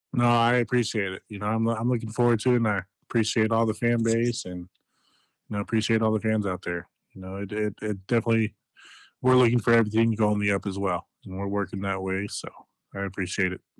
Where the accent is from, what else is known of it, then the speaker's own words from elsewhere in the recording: Denver, Colorado, United States; in my hometown team